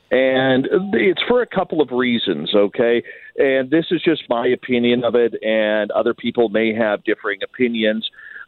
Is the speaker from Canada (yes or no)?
yes; Canada; even though I'm Canadian, the majority of my audience is in the United States.